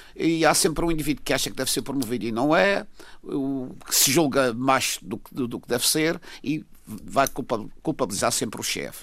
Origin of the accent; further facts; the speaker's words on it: Madeira, Portugal; eu, como madeirense